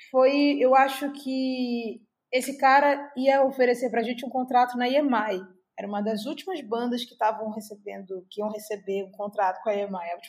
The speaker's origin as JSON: {"language": "Portuguese", "region": "Rio de Janeiro", "country": "Brazil", "said": "Cara, é... eu vim de Marechal Hermes, vim de uma criação cristã, sou filha adotiva, fui adotada aos nove e comecei a tocar na igreja."}